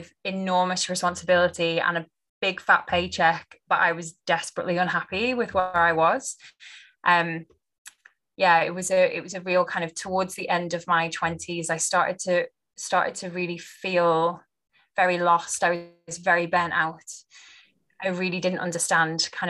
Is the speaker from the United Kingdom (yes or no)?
yes; just outside Liverpool, North West England, United Kingdom; I grew up just on the outside of Liverpool